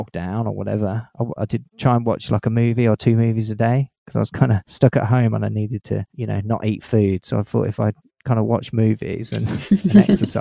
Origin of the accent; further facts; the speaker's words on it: England, United Kingdom; accent: English; I think I sound pretty English